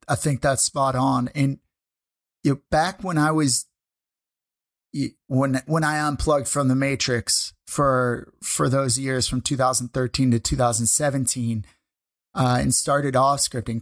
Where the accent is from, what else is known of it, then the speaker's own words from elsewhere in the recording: St. Louis, Missouri, United States; moved away as an adult; now in Canada; we went from my hometown of Saint Louis up here to Canada.